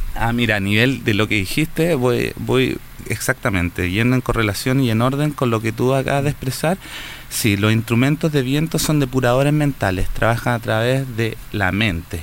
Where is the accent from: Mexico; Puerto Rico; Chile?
Chile; Santiago, Santiago Metropolitan Region; now in Viña del Mar, Chile; nací acá en Santiago, nací en Santiago Centro, muy urbano